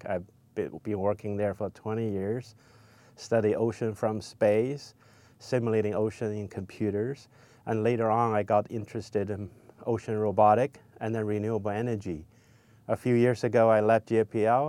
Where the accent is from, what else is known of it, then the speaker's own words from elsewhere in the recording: China; moved away as an adult; also born or lived in Los Angeles, United States; now in United States; I grew up in China